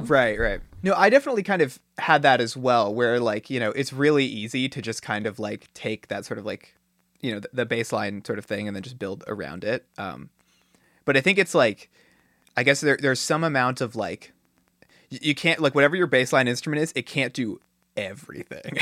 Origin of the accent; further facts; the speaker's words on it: Silicon Valley, California, United States; I grew up in Silicon Valley